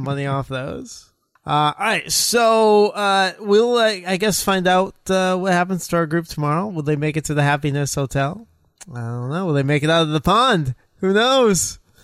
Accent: United States; Us as Americans

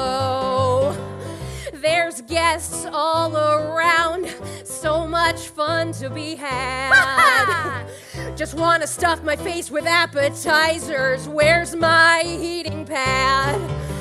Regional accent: New Jersey, United States; Did somebody just say what exit when I said I was from

